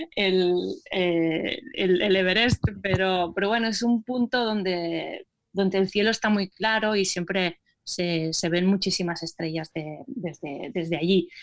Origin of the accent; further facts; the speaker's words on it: Terrassa, Catalonia, Spain; mi ciudad de origen, que es Tarrasa